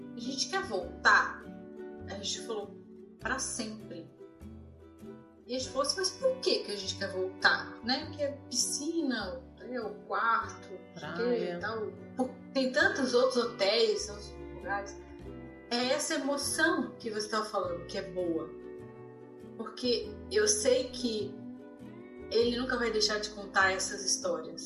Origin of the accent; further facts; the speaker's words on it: Florianópolis, Santa Catarina, Brazil; now in California, United States; E eu cresci em Florianópolis, numa cidade de praia